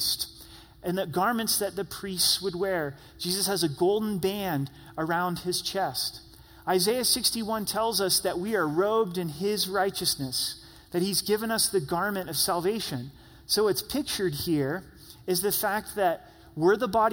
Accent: Southern Oregon, United States; I grew up in Southern Oregon.

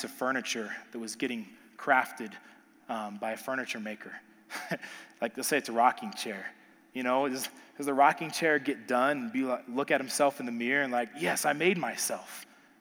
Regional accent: Texas, United States; I'm from Texas.

